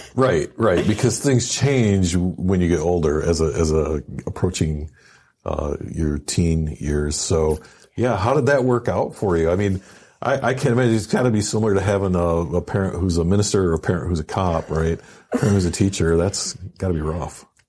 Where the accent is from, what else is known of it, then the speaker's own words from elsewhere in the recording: Michigan, United States; I'm, you know, from Michigan myself